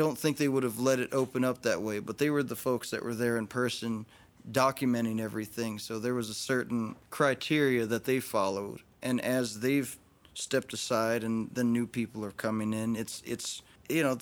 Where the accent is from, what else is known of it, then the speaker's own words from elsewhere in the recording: Arizona, United States; moved away; also born or lived in North Carolina / New York City; I know I'm from Arizona originally. I know I have links to North Carolina. I lived in New York City for a while, so I have links